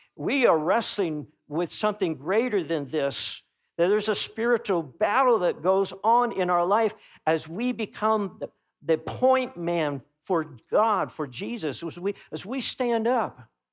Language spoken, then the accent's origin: English; Topeka, Kansas, United States; moved away; when I go back home to my hometown, which I was raised, I would consider Topeka, Kansas, my hometown